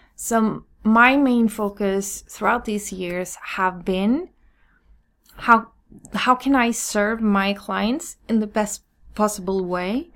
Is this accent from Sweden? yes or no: yes; Sweden; I'm born and raised in Sweden